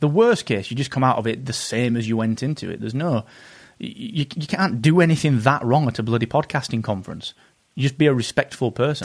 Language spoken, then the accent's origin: English; England, United Kingdom; Being an English person in the U S at conferences